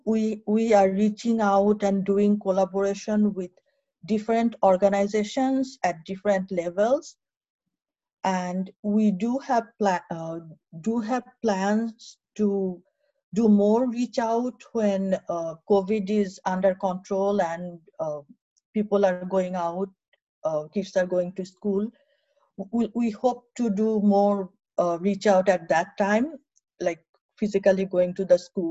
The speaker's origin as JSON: {"language": "English", "town": "Narayanganj", "region": "Dhaka Division", "country": "Bangladesh", "tie": "born or raised there", "also_born_or_lived": "Rangpur / Bhola", "moved": "as an adult", "lives_now": "United States", "said": "I was born in Rangpur, but then I grew up in Narayanganj"}